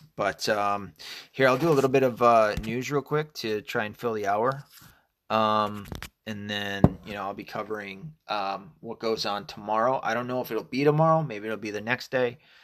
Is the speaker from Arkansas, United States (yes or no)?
yes; Arkansas, United States; I was born in Arkansas.